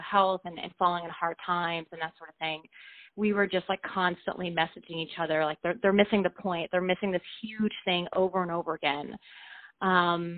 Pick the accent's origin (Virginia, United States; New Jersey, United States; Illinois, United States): Virginia, United States; Richmond; where I grew up outside of Richmond, Virginia, in a suburb